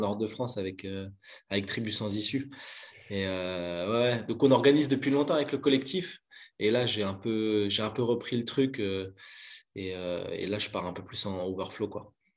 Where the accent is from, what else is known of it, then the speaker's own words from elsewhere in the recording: Belgium; Je suis originaire de Belgique, je suis pas loin de, pas loin de Bruxelles, je dirais 20 minutes de Bruxelles.